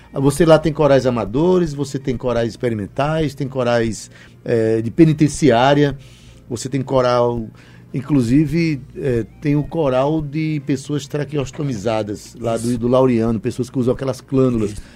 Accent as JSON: {"language": "Portuguese", "town": "São Vicente Ferrer", "country": "Brazil", "tie": "born or raised there", "said": "da minha terrinha, São Vicente Ferrer"}